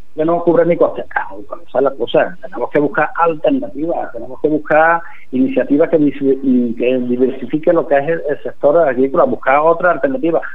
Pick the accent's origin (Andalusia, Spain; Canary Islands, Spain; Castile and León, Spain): Andalusia, Spain; Bujalance; aquí en mi pueblo